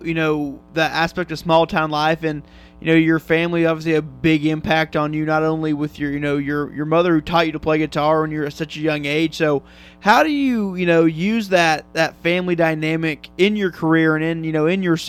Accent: Kansas, United States; I'm from up in Kansas

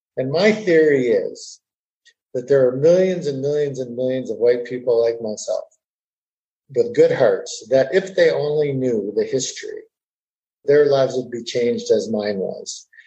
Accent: northern Minnesota, United States; now in Fort Worth, United States; I was born and raised in a small town in northern Minnesota

